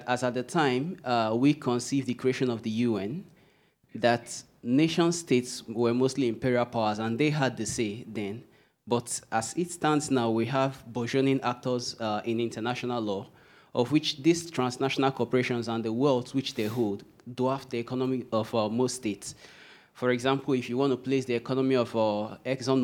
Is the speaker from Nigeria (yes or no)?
yes; Port Harcourt, Rivers State, Nigeria; I come from the Niger Delta region, Port Harcourt precisely.